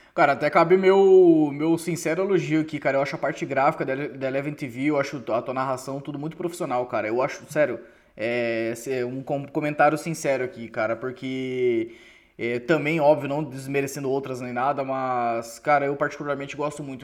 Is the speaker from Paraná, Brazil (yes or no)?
yes; Cascavel, Paraná, Brazil; also born or lived in Foz do Iguaçu; eu fui criado em Cascavel